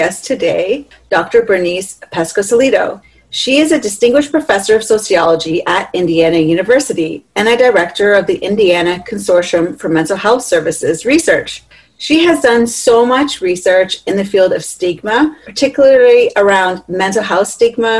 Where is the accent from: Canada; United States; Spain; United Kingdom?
Canada; I'm from Canada